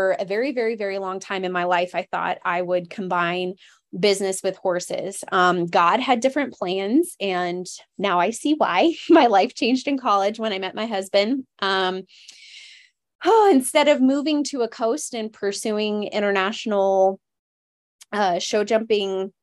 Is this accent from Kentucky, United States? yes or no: no; Colorado, United States; also born or lived in Alaska; I was born in Alaska and I lived there until I was 8, and I have since been living in Colorado.